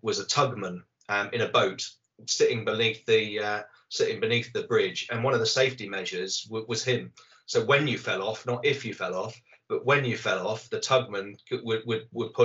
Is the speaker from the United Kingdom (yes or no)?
yes; Somerset, South West England, United Kingdom; I hail from Somerset. So, yeah, I grew up with the M5 being constructed